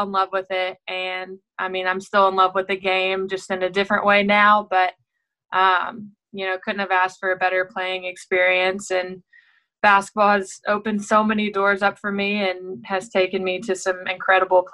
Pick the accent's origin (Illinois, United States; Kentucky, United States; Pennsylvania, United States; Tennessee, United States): Kentucky, United States; Owensboro; had a great career at Owensboro Catholic, which is in my hometown where I'm at now